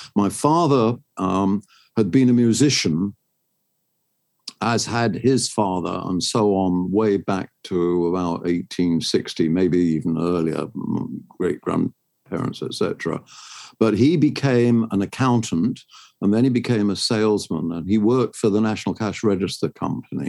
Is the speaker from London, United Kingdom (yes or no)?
yes; London, United Kingdom; also born or lived in Sheffield; I first became aware of the world in Sheffield and lived there through World War II, including the Blitz there. And then between VE and VJ Day, my family moved to London. By the time I was 10, I was living in a suburb in London. And I stayed there until I got into academia